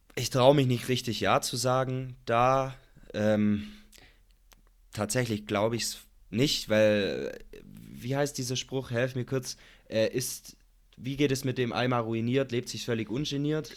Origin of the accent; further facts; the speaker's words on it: Germany; bei uns in Deutschland